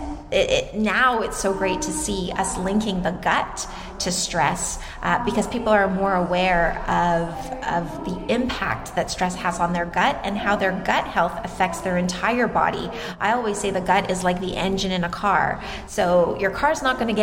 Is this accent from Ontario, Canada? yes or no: yes; Toronto, Ontario, Canada; I'm from Toronto, Canada, so I'm Canadian